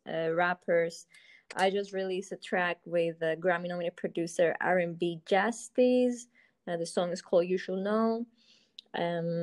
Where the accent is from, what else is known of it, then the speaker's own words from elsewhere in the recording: Cyprus; moved away as an adult; also born or lived in London; I'm from Cyprus, originally. It's just a small island in the Middle East. I lived in London for 9 years, and I moved there for studies